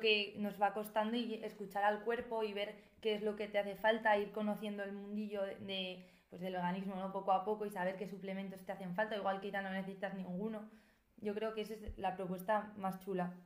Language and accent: Spanish; Navarre, Spain; yo siendo de Navarra, que también soy de un pueblo